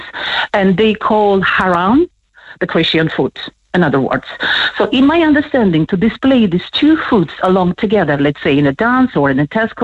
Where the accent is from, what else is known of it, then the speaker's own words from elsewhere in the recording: Georgia; now in Ireland; I'm from Georgia